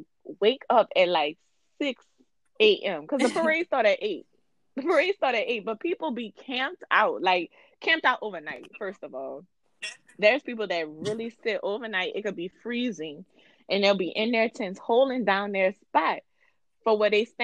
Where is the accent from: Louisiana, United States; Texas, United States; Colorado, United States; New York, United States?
Louisiana, United States; New Orleans; also born or lived in Hollygrove, New Orleans; I'm from the West Bank